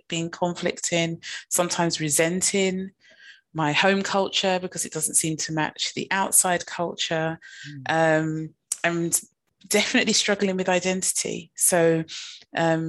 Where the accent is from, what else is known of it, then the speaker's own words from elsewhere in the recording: London, United Kingdom; accent: London; I've been born and raised in London, England.